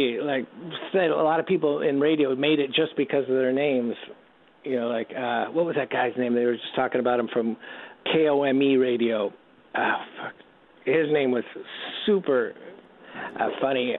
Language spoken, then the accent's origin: English; Redwood City, California, United States; also born or lived in Canoga Park, California; I'm actually born in Canoga Park, but when we were seven, the family moved to uh, Northern California, and we grew up in Redwood City, about 25 miles south of San Francisco